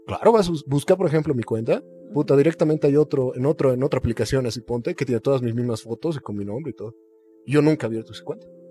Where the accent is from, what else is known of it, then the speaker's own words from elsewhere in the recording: Bolivia; los bolivianos tenemos fe en Bolivia